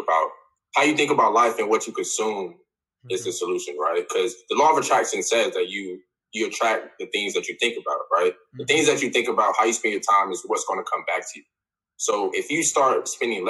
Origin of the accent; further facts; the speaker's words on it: Atlanta, Georgia, United States; moved away; for the people I grew up with, because I'm from Atlanta.